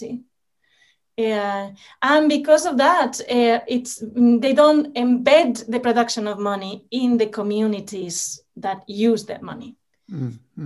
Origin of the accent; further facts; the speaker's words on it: Spain; moved away; my home country in Spain.